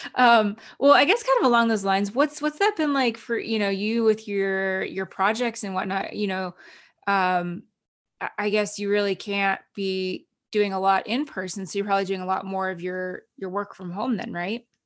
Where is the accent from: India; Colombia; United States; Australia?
United States; New Jersey; moved away as an adult; also born or lived in Canada; now in Los Angeles, United States; I grew up in New Jersey, so I'm very familiar with the New York area